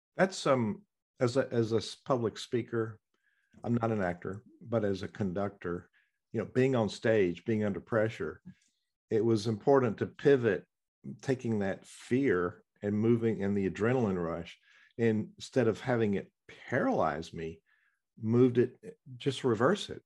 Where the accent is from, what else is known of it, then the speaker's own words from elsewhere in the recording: the South, United States; accent: southern; it's my southern accent.